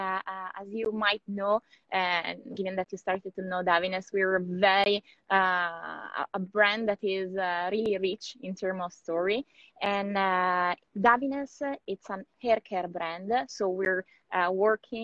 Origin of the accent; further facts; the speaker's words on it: Italy; I'm, as you can see, in the opposite side of the world, because I'm from Italy